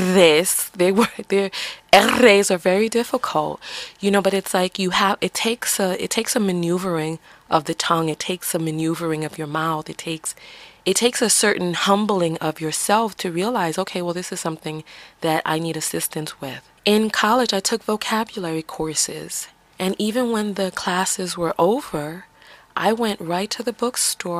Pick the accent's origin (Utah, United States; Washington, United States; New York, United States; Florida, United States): New York, United States; New York City; accent: New York; I'm from the Bronx.